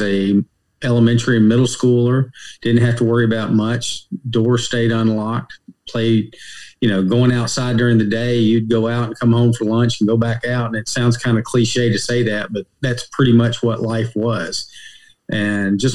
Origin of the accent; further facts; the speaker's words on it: Hopkinsville, Kentucky, United States; moved away as an adult; also born or lived in Nashville, Tennessee; now in Raleigh, United States; Born in Nashville, Tennessee, but at a very early age, moved to a small town in Western Kentucky called Hopkinsville, Kentucky.